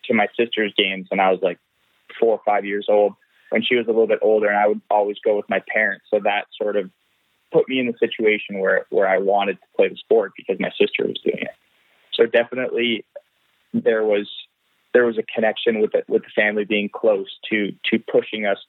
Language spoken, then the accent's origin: English; Ottawa, Ontario, Canada; now in Mont-Tremblant, Canada; I was born in Ottawa. I grew up in Ottawa